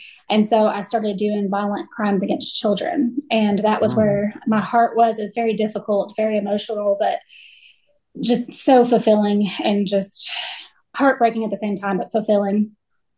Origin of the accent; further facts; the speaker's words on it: West Garland County, Arkansas, United States; local girl. I grew up in West Garland County